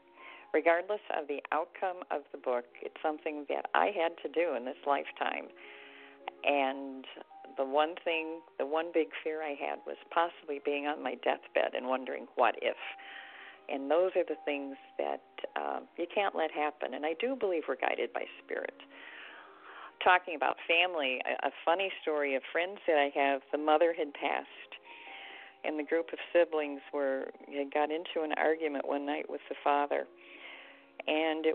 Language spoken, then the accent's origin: English; Detroit, Michigan, United States; I'm from the Detroit area